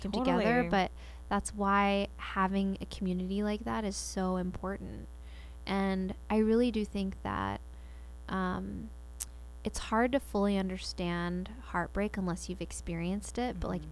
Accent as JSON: {"language": "English", "town": "Spring", "region": "Texas", "country": "United States", "tie": "born or raised there", "said": "I grew up in Spring, Texas"}